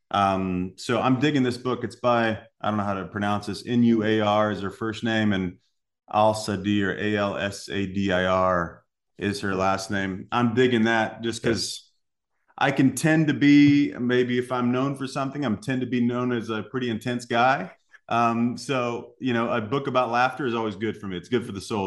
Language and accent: English; Salem, Illinois, United States; moved away; I was born in Southern Illinois. Um, grew up in a little town called Salem, Illinois.